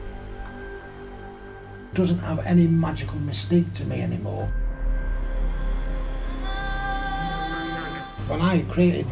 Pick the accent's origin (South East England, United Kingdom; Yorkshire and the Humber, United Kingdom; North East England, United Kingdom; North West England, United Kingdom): North West England, United Kingdom; Salford; Well, I was born in Salford, close by the Manchester docks.